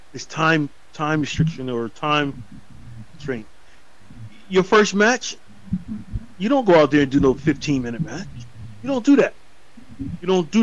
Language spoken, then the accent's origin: English; North Carolina, United States; I'm from North Carolina